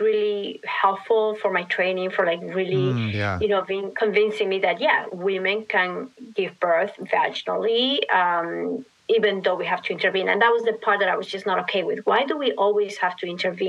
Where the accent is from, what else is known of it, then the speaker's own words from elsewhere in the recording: Lima, Peru; moved away as an adult; now in New York City, United States; I grew up in Lima, yeah. Lima, Peru. Yes, so hence my accent.